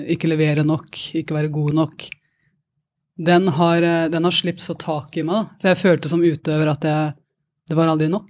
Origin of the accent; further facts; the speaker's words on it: Porsgrunn, Telemark, Norway; moved away; Fra en gård i Porsgrunn